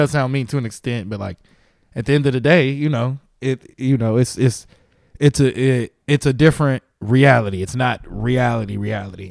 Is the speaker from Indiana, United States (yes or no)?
yes; Gary, Indiana, United States; moved away as an adult; also born or lived in Muncie, Indiana; now in California, United States; I'm from Gary, Indiana, but I started in Muncie, Indiana